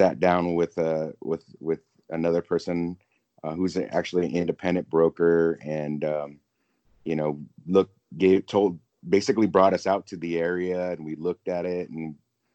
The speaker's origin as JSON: {"language": "English", "town": "Whittier", "region": "California", "country": "United States", "tie": "born or raised there", "lives_now": "South Orange County, United States", "said": "move back to the area where I grew up in Whittier."}